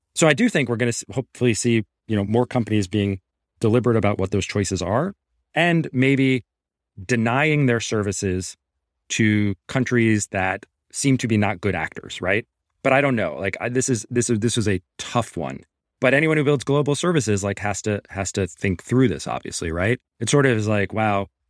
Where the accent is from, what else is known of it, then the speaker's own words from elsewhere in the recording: New York City, New York, United States; also born or lived in Long Island (516 area code); I grew up in Queens.